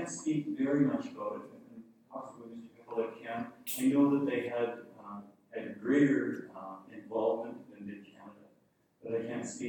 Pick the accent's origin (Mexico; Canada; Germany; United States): Canada; now in Dominica; I felt some pride in that as a Canadian.